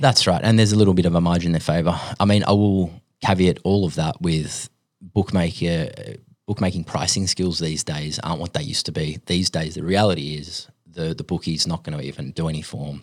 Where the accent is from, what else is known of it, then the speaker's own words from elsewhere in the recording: Sydney, New South Wales, Australia; also born or lived in Finland / United States; I was born in Finland. My family moved here when I was five. Um, yeah, b, grew up in Sydney